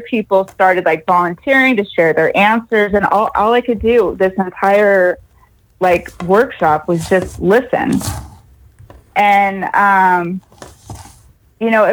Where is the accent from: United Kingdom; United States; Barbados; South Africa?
United States; Temecula, California; I am from Temecula, California